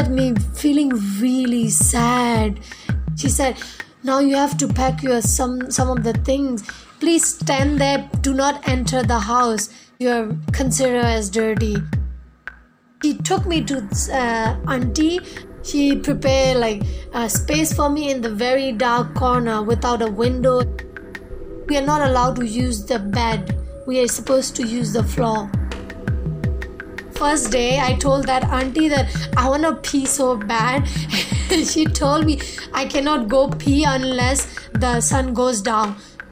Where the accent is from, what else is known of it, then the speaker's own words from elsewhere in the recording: a small village in northern Shan State, Myanmar; I'm from Myanmar, a small village in northern Chan state